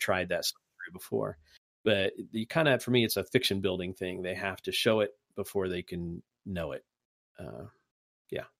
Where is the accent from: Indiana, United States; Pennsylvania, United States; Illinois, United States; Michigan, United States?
Indiana, United States; accent: Hoosier; my Hoosier accent